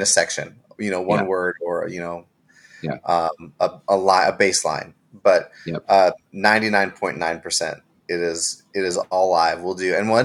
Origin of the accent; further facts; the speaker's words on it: Seattle, Washington, United States; moved away as an adult; now in Nashville, United States; I'm originally from Seattle, Seattle, Washington.